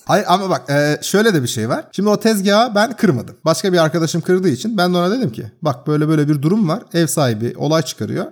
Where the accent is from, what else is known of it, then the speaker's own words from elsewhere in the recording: Turkey; now in Sweden; I am de Turkish yani. I am Turkish